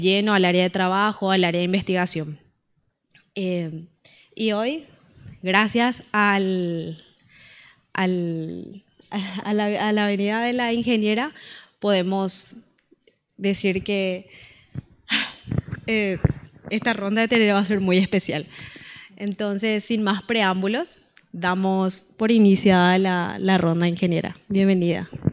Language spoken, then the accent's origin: Spanish; Paraguay; creo que en las rondas de Tereré como paraguayos nacen las mejores conversaciones